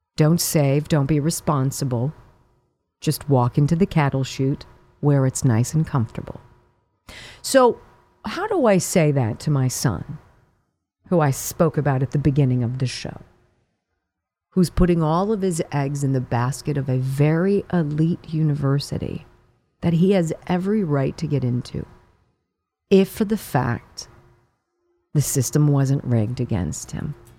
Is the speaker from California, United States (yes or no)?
yes; California, United States; moved away; I'm from California. I grew up in California